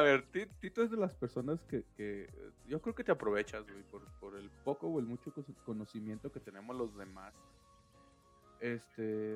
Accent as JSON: {"language": "Spanish", "country": "Mexico", "said": "así somos los mexicanos"}